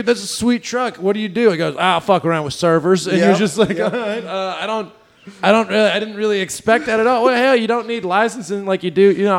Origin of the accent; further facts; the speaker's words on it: Mississippi, United States; the church that I grew up in Mississippi.